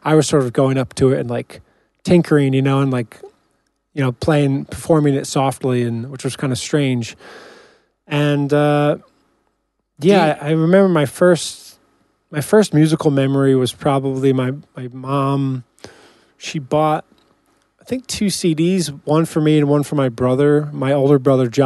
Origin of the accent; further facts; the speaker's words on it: Ramsey, New Jersey, United States; raised, you know, me and my brother in Ramsey